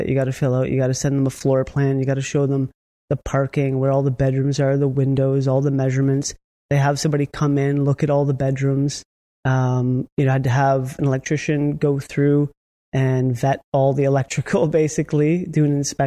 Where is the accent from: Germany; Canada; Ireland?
Canada; Niagara, Ontario; I'm actually from Niagara myself, so I know that area very well